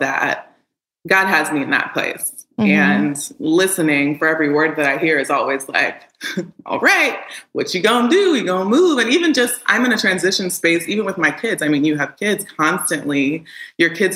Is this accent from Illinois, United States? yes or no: yes; Chicago, Illinois, United States; also born or lived in Houston, Texas; I was born in Houston, but raised in Chicago